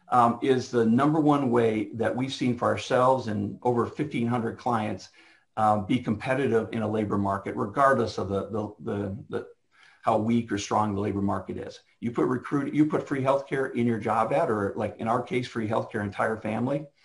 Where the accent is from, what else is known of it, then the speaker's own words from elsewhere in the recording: Canada; now in United States; I spent a lot of years when I moved down here from Canada, Janice and I did